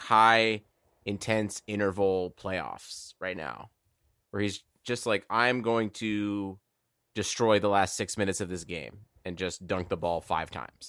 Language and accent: English; Cleveland, Ohio, United States; I'm just from the wrong side of Cleveland